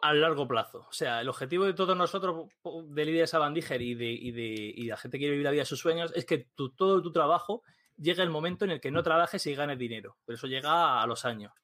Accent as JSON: {"language": "Spanish", "town": "Murcia", "region": "Region of Murcia", "country": "Spain", "said": "soy un tío de Murcia"}